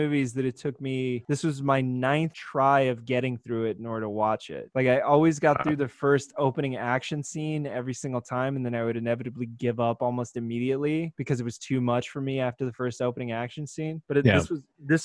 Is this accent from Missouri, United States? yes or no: no; New Mexico, United States; moved away; I was working in my home state of New Mexico.